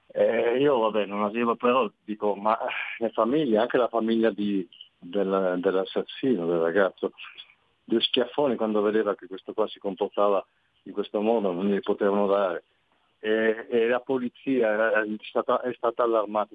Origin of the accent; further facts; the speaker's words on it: Piedmont, Italy; sono piemontese